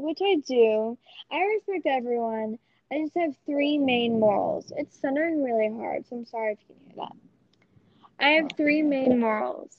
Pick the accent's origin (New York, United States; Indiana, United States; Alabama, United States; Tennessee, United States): Alabama, United States; now in Texas, United States; I'm from Alabama originally.